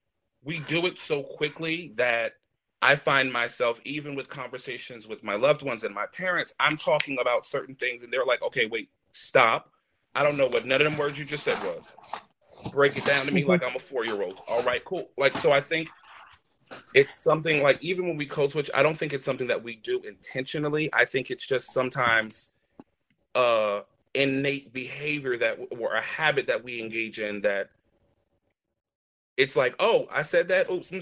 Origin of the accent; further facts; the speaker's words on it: North Carolina, United States; accent: Southern; growing up in North Carolina with a very thick Southern accent, and then coming to Jersey and having to lose that accent very quickly